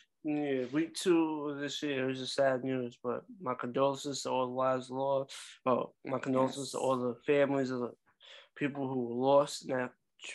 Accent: New York, United States; we're both from New York

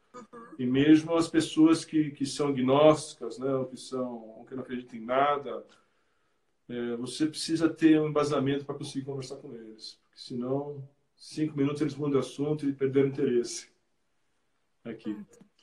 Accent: São Paulo, Brazil; moved away as an adult; now in France; eu lembro quando pequeno, na igreja de Vila Mariana, eu sou de São Paulo, frequentava, nascido na igreja de Vila Mariana

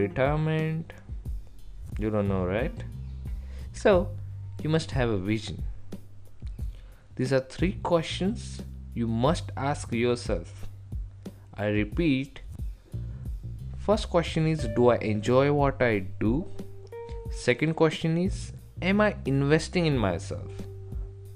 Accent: India; from India

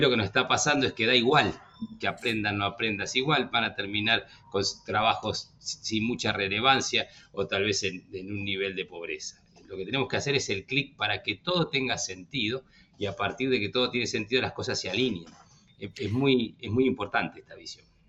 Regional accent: Argentina; nosotros como argentinos

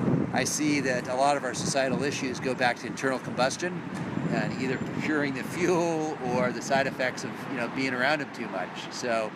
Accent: San Francisco, California, United States; I grew up here in San Francisco

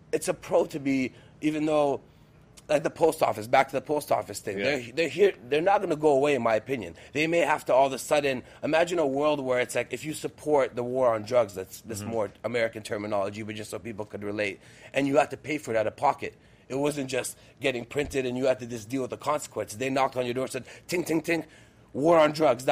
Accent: Moscow, Russia; I was born in Russia, Moscow specifically

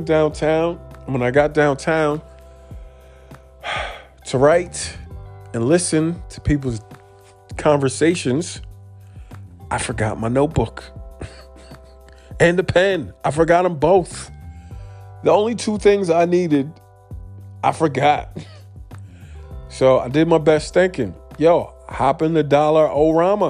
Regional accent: New York City, New York, United States; I'm from New York City.

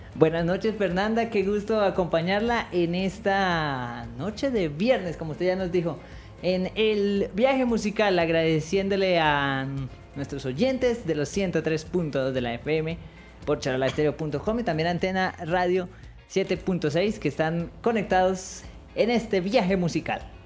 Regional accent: Colombia; como los colombianos somos

